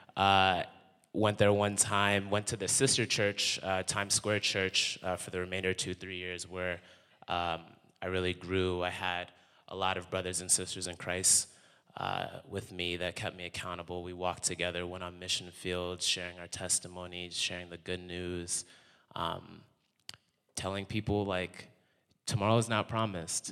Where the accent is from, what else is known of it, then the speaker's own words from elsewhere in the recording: Connecticut, United States; moved away; also born or lived in New York; I'm from Connecticut. also lived in New York.